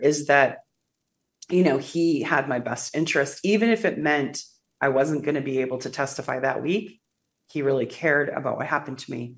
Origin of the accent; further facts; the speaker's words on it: Wisconsin, United States; moved away as an adult; also born or lived in California; now in Russia; I grew up on a farm in Wisconsin. I was born in California.